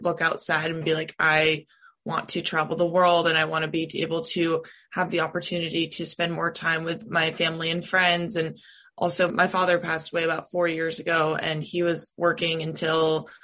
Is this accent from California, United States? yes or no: yes; California, United States; moved away as an adult; now in Nashville, United States; I'm originally from California.